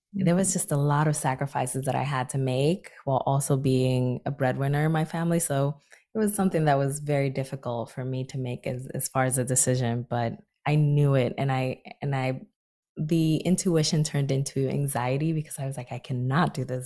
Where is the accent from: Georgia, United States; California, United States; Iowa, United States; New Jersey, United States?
New Jersey, United States; Newark; my hometown of Newark, New Jersey